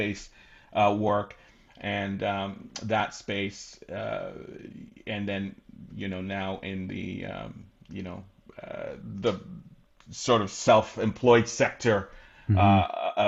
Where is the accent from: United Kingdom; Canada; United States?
Canada; also born or lived in England (northeast of London); I ended up coming to Canada, immigrating to Canada with my mom and my sisters